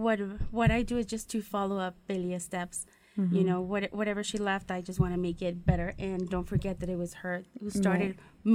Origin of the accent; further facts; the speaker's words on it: Tlaltenango de Sánchez Román, Zacatecas, Mexico; moved away as an adult; also born or lived in California; now in Idaho, United States; in my town, Tultenango. I'm from Zacatecas. Well, I'm from California, but raised in Zacatecas.